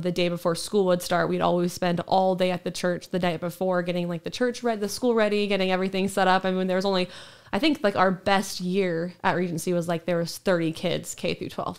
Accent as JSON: {"language": "English", "town": "Sacramento", "region": "California", "country": "United States", "tie": "born or raised there", "also_born_or_lived": "Roseburg, Oregon", "said": "we moved to, uh, Sacramento when I was in, um, going into kindergarten"}